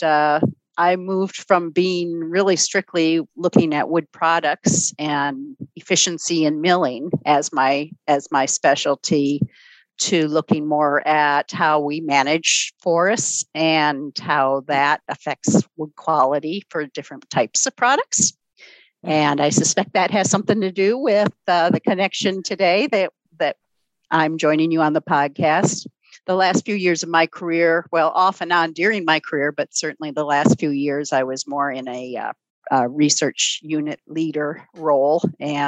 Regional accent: Ann Arbor, Michigan, United States; I was a small city kid. I grew up in Ann Arbor, Michigan

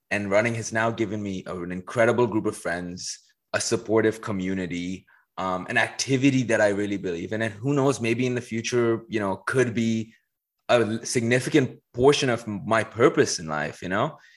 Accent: Dubai, United Arab Emirates; moved away as an adult; also born or lived in Paris; I was born in Paris and pretty quickly moved to Dubai. That's where I spent a majority of my childhood, right from like age one all the way to age 18.

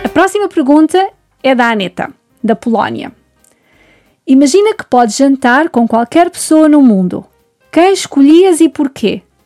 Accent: Portugal

